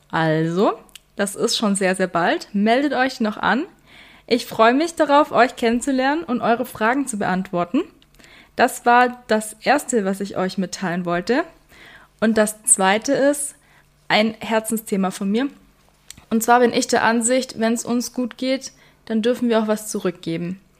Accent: Weißenhorn, Bavaria, Germany; Ich komme aus Weißenhorn, darum wird es ans Weißenhorner Tierheim gehen.

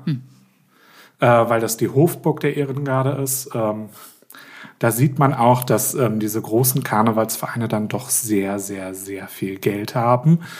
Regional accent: Berlin, Germany; bei uns in Berlin

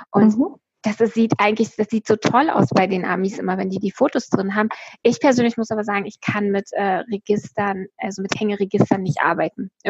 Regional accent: East Germany, Germany; also ich bin ja in der DDR groß geworden und dann 89 ist ja die Mauer gefallen

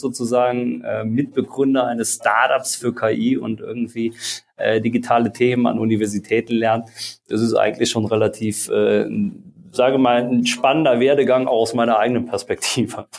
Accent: Eisenschmitt, Rhineland-Palatinate, Germany; Ich komme äh, aus der Eifel, aus einem ganz kleinen Ort, Eisenschmidt

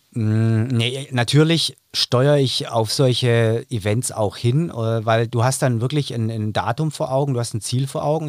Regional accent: Stuttgart, Baden-Württemberg, Germany; ich komme aus Stuttgart, aus dem Raum Stuttgart, bin eben angereist

